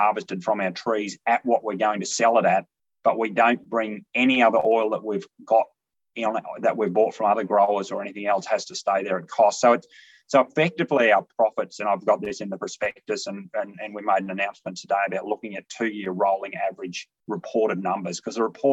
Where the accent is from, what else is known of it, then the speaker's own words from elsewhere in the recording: Longreach, Western Queensland, Australia; moved away; also born or lived in Kimberley / Geelong; I'm originally from Longridge in Western Queensland. My mother drew a little block off a larger station